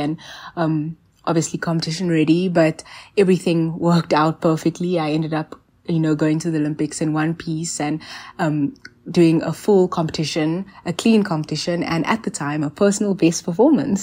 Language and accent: English; South Africa; also born or lived in Johannesburg; I'm a South African national gymnast